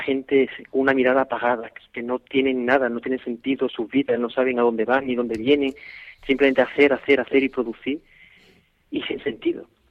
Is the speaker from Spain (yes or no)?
yes; Seville, Andalusia, Spain; yo soy sevillano